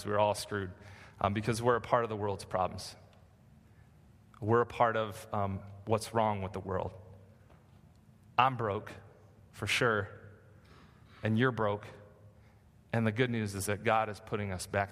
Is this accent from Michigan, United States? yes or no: yes; Michigan, United States; now in California, United States; I grew up in Michigan, and there are no mountains in Michigan